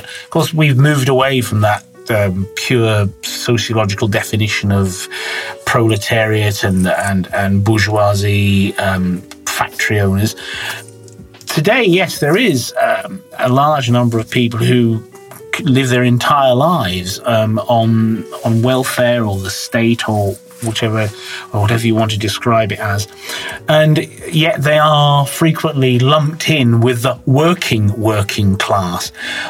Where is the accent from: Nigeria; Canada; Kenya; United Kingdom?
United Kingdom; Bath, South West England; Yeah, I would say middle class is more of a state of mind rather than actually the size of your bank balance. It's to do with aspiration. In my case, my parents weren't particularly well off.